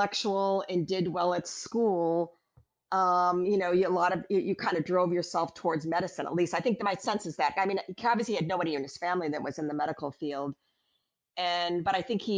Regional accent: Waukegan, Illinois, United States; moved away; my parents grew up in this town called Waukegan, Illinois, halfway between Chicago and Milwaukee. It's sort of a blue-collar kind of working-class town. That's where I grew up.

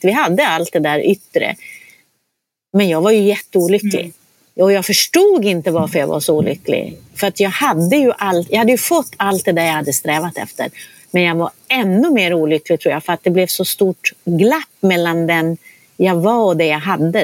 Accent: Norrland, Sweden; moved away; Jag är ju uppvuxen i Norrland.

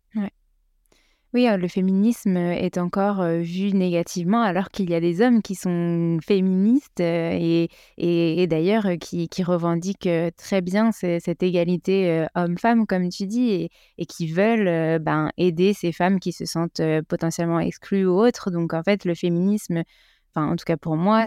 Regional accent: France; en tant que Français

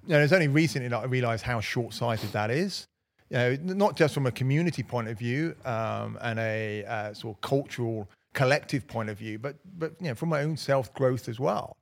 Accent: Slough, South East England, United Kingdom; now in Cotswolds, United Kingdom; growing up in Slough

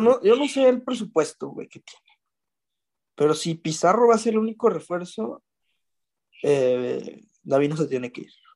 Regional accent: Mexico; Los mexicanos también

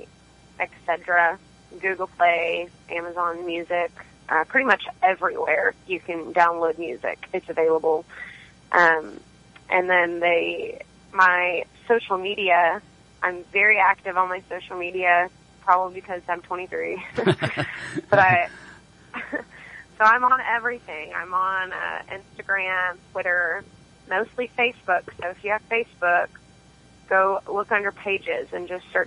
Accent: China Spring, Texas, United States; moved away as an adult; now in Fort Worth, United States; I'm from China Spring, Texas, which is outside of Waco.

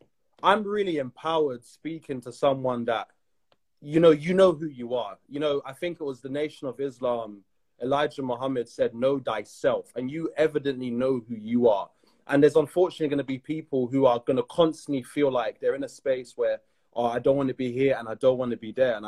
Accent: London, United Kingdom; I grew up in London, of course, and I went back to Trinidad every year.

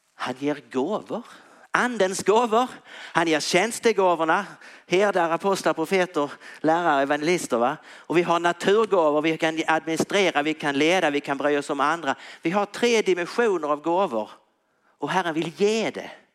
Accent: Tyringe, Skåne, Sweden; jag spelat hockey när jag var liten i Tyringe

